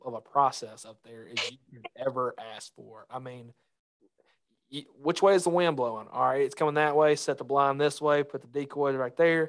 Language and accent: English; Mississippi, United States; also born or lived in Arkansas; growing up in Mississippi